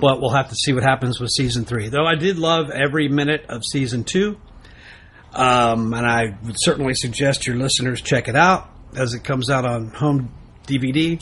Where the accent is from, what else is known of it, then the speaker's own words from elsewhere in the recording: Texas, United States; being a Texan